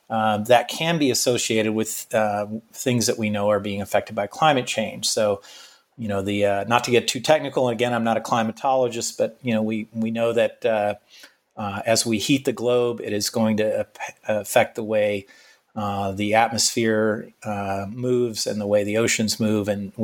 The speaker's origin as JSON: {"language": "English", "region": "Florida", "country": "United States", "tie": "born or raised there", "said": "Back in my home state of Florida, we're obviously concerned about hurricanes."}